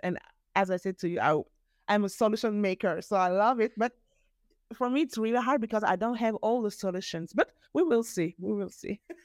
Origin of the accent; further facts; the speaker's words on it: Geneva, Switzerland; first language French; English is a second language; also born or lived in Bern; My father is um, from mm-hmm. Nigeria and my mother from Angola, but I was born in Geneva, in Switzerland